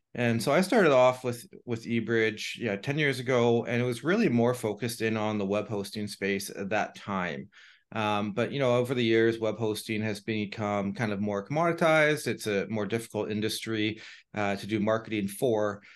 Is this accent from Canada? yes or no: yes; Canada; being Canadian